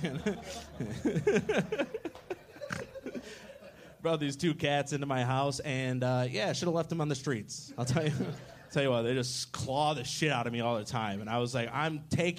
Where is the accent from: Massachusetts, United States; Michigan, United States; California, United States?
Michigan, United States; now in Austin, United States; I come from Michigan